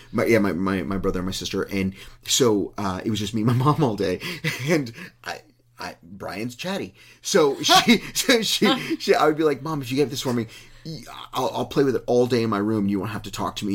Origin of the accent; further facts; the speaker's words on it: Uvalde, Texas, United States; it was my hometown